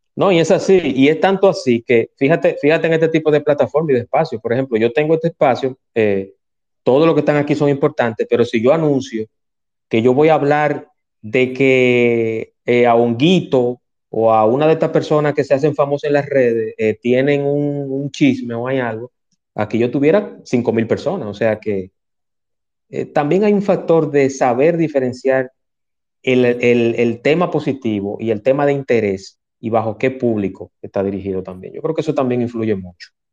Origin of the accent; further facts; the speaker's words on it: Dominican Republic; nosotros no somos un país como Argentina, que, tiene una tradición de rock de, 40, 50 años, pero aquí hay muy buenas bandas